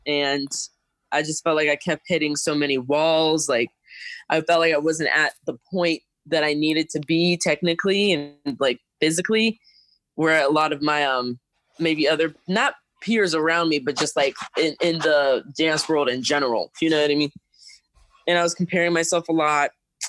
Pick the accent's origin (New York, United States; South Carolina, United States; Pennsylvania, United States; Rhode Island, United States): New York, United States; Rochester; I started dancing at around 5 years old because my parents were tired of me jumping around the house. So they took me to the nearest dance studio in a town nearby called Manaca.